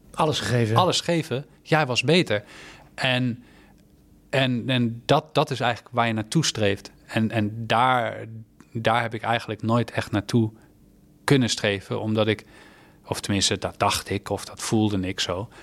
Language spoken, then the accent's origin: Dutch; Netherlands; als Nederlander